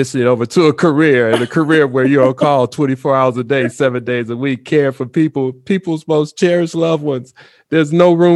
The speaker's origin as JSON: {"language": "English", "town": "Chicago", "region": "Illinois", "country": "United States", "tie": "born or raised there", "said": "I grew up in Chicago"}